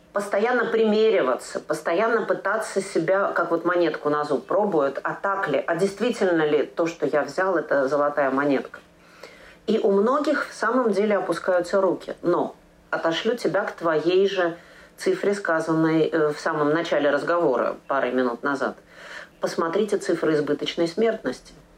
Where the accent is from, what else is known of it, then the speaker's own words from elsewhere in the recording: Moscow, Russia; now in Germany; мой родной город это тоже Москва